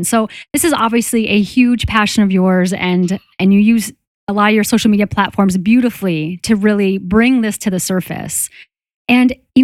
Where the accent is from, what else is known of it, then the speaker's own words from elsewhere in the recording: Boston, Massachusetts, United States; I'm from Boston and a female surgeon